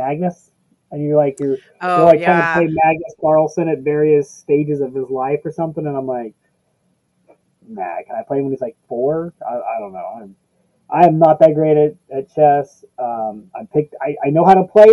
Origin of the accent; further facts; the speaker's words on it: Indiana, United States; I grew up in Indiana